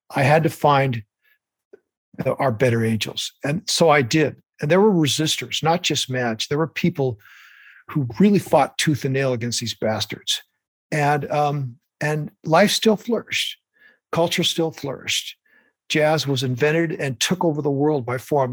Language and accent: English; Pacific Northwest, United States; also born or lived in Montana; So I'm a native Northwesterner, despite my Montana roots. My family moved here, and I, I was born and raised in the Pacific Northwest